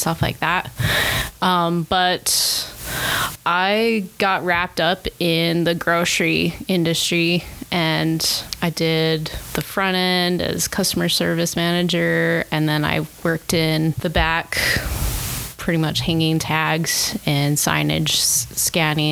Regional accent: Salt Lake City, Utah, United States; now in St. George, United States; I grew up in Salt Lake and I moved down to St. George about 6 years ago.

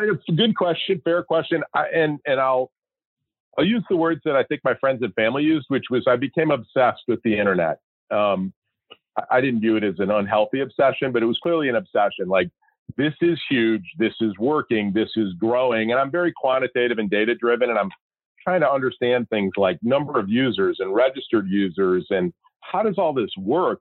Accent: Chicago, Illinois, United States; moved away as an adult; now in Scottsdale, United States; I grew up, born and raised in Chicago

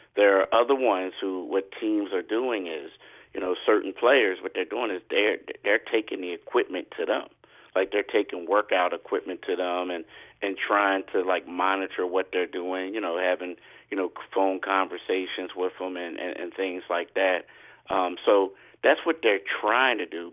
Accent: Philadelphia, Pennsylvania, United States; as a Philadelphian

